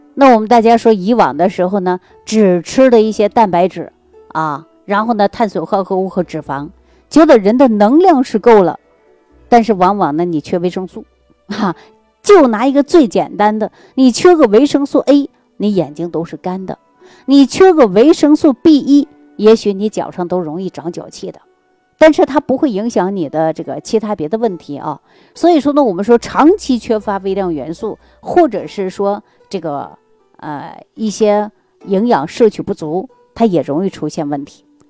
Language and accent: Chinese; Jilin, China; 我们老家的，呃，是吉林的